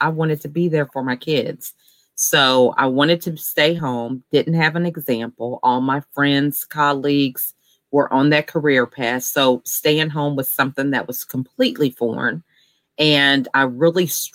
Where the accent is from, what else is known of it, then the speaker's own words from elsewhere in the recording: Georgia, United States; I'm actually from Georgia